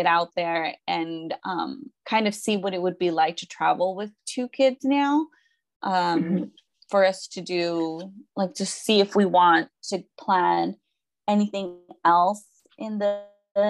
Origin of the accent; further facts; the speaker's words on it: Mexico; where we're from Mexico, it's like a smaller pueblo.